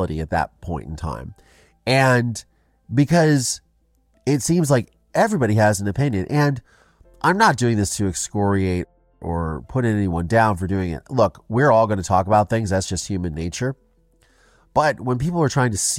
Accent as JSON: {"language": "English", "region": "Ohio", "country": "United States", "tie": "born or raised there", "said": "I grew up in Ohio"}